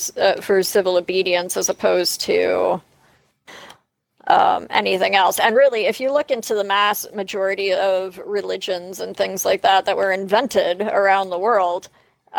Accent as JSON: {"language": "English", "country": "Canada", "said": "being Canadian"}